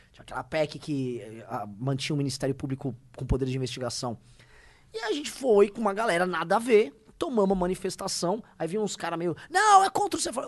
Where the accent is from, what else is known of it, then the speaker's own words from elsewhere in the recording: Brazil; nós brasileiros